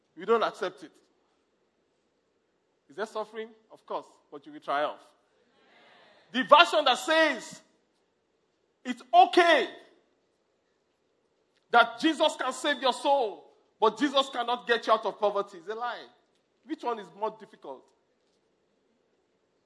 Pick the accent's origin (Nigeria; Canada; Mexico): Nigeria; I'm from Nigeria